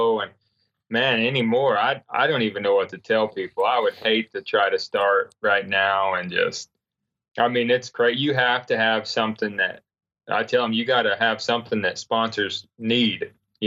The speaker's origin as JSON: {"language": "English", "region": "North Carolina", "country": "United States", "tie": "born or raised there", "said": "I grew up in North Carolina where you didn't see any deer"}